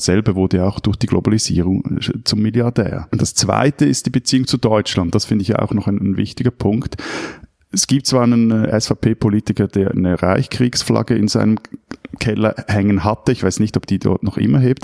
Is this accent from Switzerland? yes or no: yes; Switzerland; als Schweizer